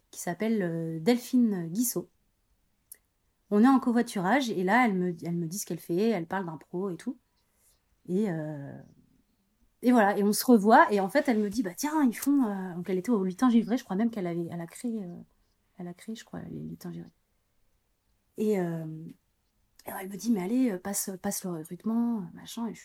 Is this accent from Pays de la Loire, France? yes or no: yes; Angers, Pays de la Loire, France; also born or lived in Paris / Brussels / Aix-en-Provence; Ouais, je suis d'Angers, ouais. Et après, j'avais été, j'ai, habité Paris, Bruxelles, Aix-en-Provence. donc, j'ai beaucoup, enfin, j'ai pas mal bougé.